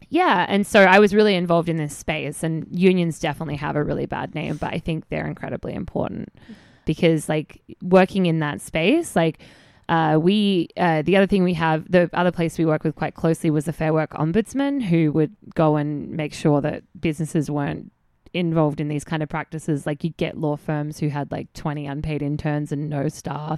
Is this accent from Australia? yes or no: yes; Australia; moved away; about being Australian